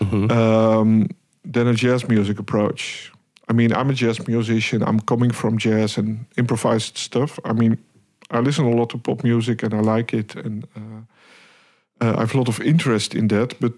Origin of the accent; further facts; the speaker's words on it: Hilversum, North Holland, Netherlands; also born or lived in Amsterdam; I was born in Amsterdam, raised in Hilversum, where I actually went to primary school, high school, conservatory